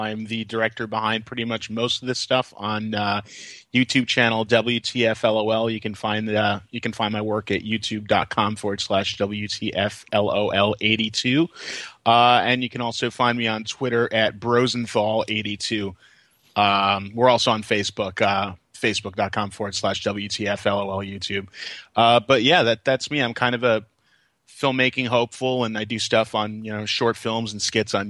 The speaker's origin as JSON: {"language": "English", "town": "Brooklyn", "region": "New York", "country": "United States", "tie": "born or raised there", "said": "there was a video rental store next to Kings Plaza in Georgetown, where I grew up in Brooklyn."}